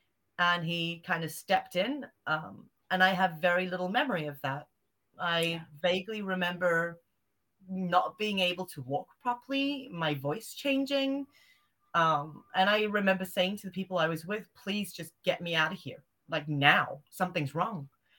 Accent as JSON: {"language": "English", "country": "Zimbabwe", "tie": "born or raised there", "also_born_or_lived": "South Africa", "said": "Well, because I grew up in Zimbabwe and South Africa, I've still got a lot of family out there. And I grew up with, you know, African cryptids and witch doctors and witches and sangomas and all these weird, wonderful things out there."}